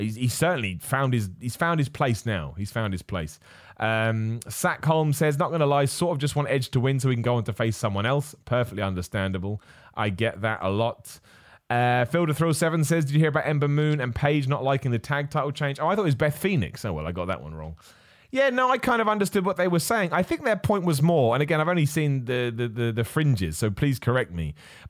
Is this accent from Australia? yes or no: yes; Australia; I'm also biased as I'm an Aussie and Aussie.